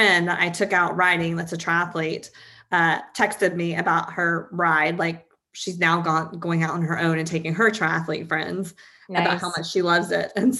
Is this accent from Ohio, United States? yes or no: no; East Tennessee, United States; now in Georgia, United States; I grew up in East Tennessee